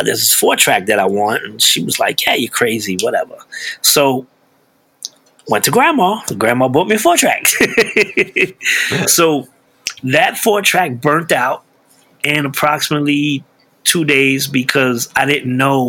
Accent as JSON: {"language": "English", "town": "New York City", "region": "New York", "country": "United States", "tie": "born or raised there", "moved": "yes", "lives_now": "Pocono Mountains, United States", "said": "I grew up in East New York, Brooklyn, which was one of the roughest neighborhoods in Brooklyn"}